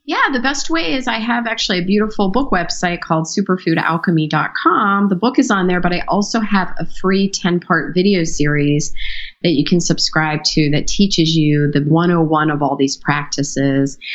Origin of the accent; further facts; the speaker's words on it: Pittsburgh, Pennsylvania, United States; I grew up in Pittsburgh from a Hungarian family